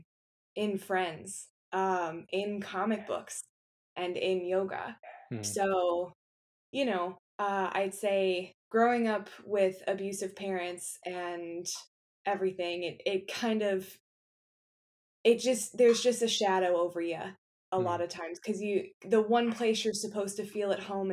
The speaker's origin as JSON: {"language": "English", "town": "Akron", "region": "Ohio", "country": "United States", "tie": "born or raised there", "lives_now": "Cleveland, United States", "said": "I am born and raised in Akron, Ohio, currently living in Cleveland, Ohio"}